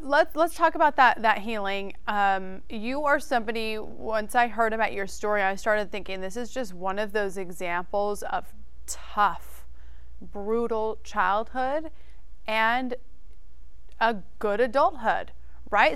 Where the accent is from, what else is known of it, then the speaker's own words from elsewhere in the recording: Idaho, United States; I am from Idaho